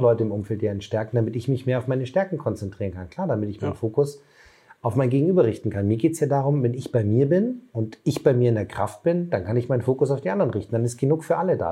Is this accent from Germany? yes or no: yes; Bavaria, Germany; moved away; Ich komme ja ursprünglich aus Bayern